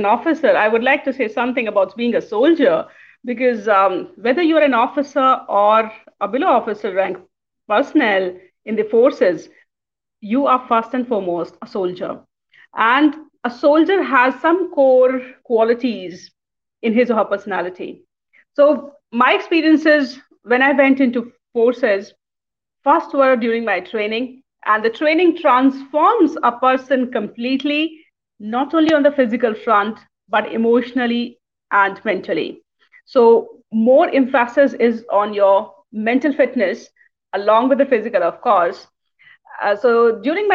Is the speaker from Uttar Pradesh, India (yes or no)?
yes; Lucknow, Uttar Pradesh, India; I am from the Northern India. That's Lucknow